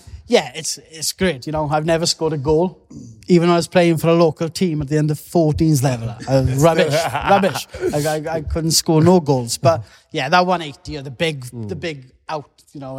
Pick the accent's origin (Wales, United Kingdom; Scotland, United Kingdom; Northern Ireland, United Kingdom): Wales, United Kingdom; being Welsh as well, the support we get from Wales